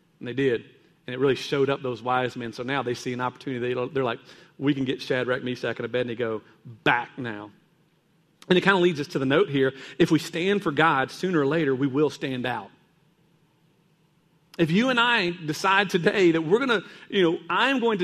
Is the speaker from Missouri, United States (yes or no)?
no; Kentucky, United States; I was growing up in Kentucky, and there's a lot of caves there.